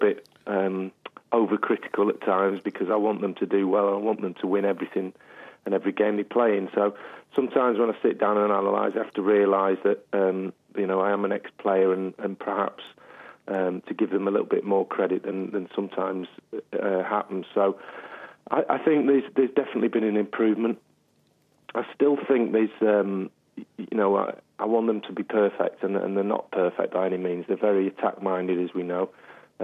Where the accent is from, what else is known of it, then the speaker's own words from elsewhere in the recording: England, United Kingdom; we're all English on this side of the pond